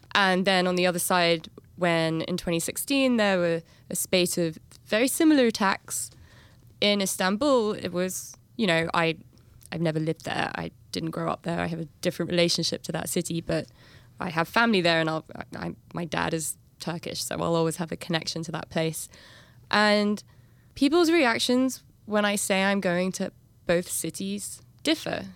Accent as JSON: {"language": "English", "region": "London", "country": "United Kingdom", "tie": "born or raised there", "moved": "as an adult", "said": "I grew up in London"}